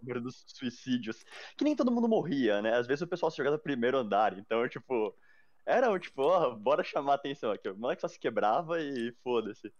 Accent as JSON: {"language": "Portuguese", "town": "Mairiporã", "region": "São Paulo", "country": "Brazil", "tie": "born or raised there", "said": "eu nasci em São Paulo. Aí, tipo, com uns quatro anos eu fui morar em Terra Preta, né? Que é o interior daqui"}